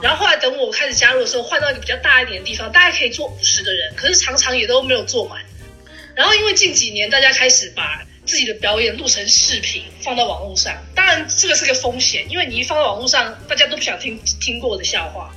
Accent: Taipei, Taiwan; 我是来自台北的脱口秀演员

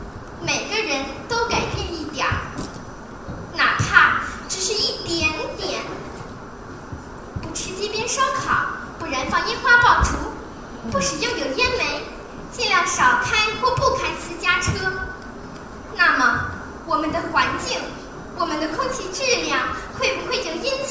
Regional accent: Beijing, China; 一到冬天，咱们北京和周边地区就会发生严重的雾霾

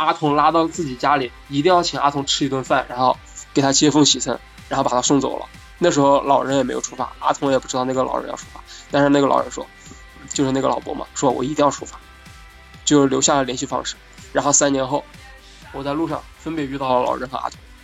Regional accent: Hubei, China; 我是湖北人，但是大学是在武汉上的，不是武汉本地人

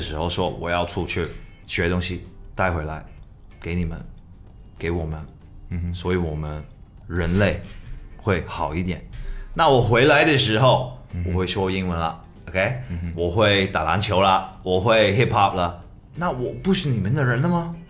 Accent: Canada; born there; 你在哪里出生？加拿大，是唯一这个事情啊。

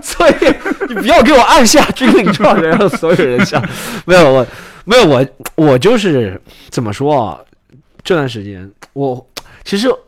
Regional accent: China; 你说我们中国人，就拿中国人来说

